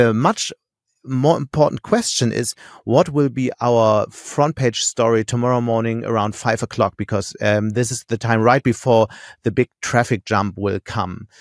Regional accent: Hamburg, Germany; moved away as an adult; also born or lived in Munich; now in Düsseldorf, Germany; I'm from Hamburg

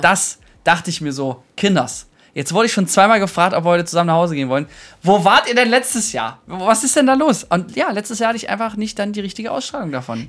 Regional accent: Thuringia, Germany; ich komme jetzt auch aus Thüringen

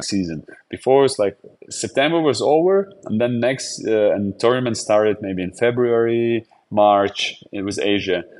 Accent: Jurmala, Latvia; English is a second language; my hometown to Jurmala.

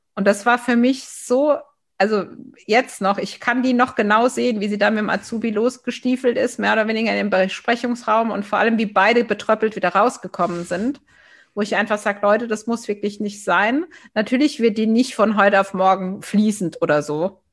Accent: Baden-Württemberg, Germany; also born or lived in Villingen-Schwenningen; als Badenerin

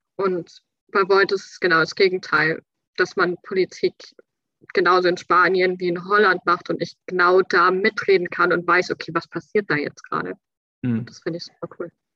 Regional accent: Bavaria, Germany; moved away as an adult; also born or lived in Schleswig-Holstein / France; now in Kiel, Germany; weil Bayern ist meine Heimat. Ich bin dort aufgewachsen.

